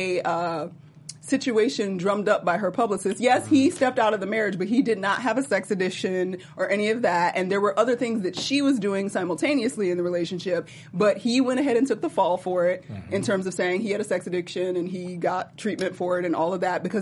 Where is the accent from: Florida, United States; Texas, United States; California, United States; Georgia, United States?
Georgia, United States; Atlanta; I was from Atlanta